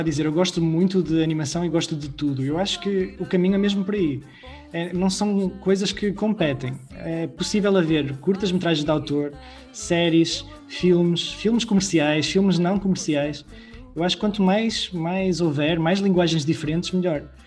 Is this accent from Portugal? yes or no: yes; Portugal